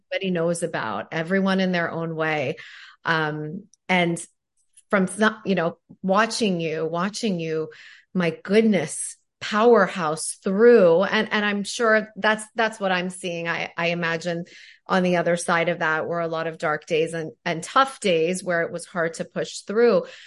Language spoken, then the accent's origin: English; Toronto, Ontario, Canada; now in New York, United States; I grew up in Toronto. I live in New York now.